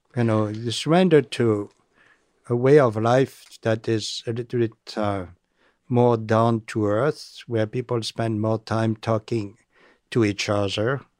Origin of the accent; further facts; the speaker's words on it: France; accent: French; English is a second language; moved away; my French accent